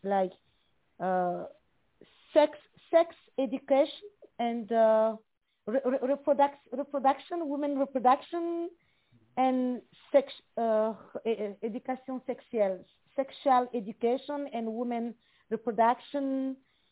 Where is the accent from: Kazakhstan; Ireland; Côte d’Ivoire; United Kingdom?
Côte d’Ivoire; English is a second language; moved away as an adult; also born or lived in Burkina Faso; I was born in Burkina Faso. I'm from Burkina Faso. And I grew up in Ivory Coast